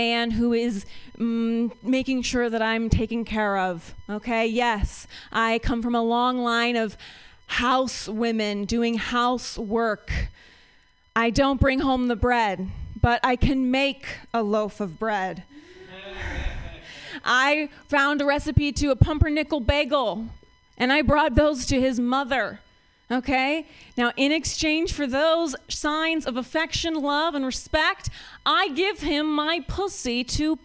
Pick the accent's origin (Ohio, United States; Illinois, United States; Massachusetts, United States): Ohio, United States; moved away as an adult; now in San Francisco, United States; I am from Ohio